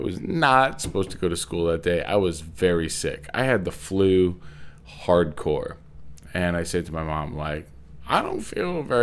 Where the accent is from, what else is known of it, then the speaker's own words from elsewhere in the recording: Old Orchard Beach, Maine, United States; I grew up in Old Orchard Beach, Maine